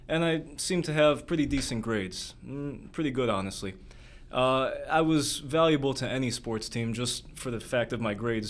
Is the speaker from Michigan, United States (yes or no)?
yes; Michigan, United States; also born or lived in Florida; Came up with the family up to Michigan a few years later